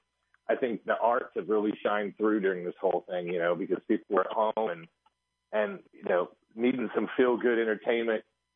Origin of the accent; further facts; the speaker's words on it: Wheaton, Missouri, United States; I grew up in Wheaton, Missouri, which is a couple hours from you